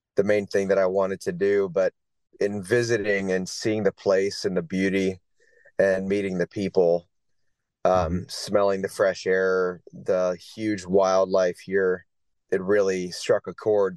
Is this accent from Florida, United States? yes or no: yes; Florida, United States; moved away as an adult; also born or lived in North Carolina; now in Homer, United States; I'm originally from Florida, uh, yeah. United States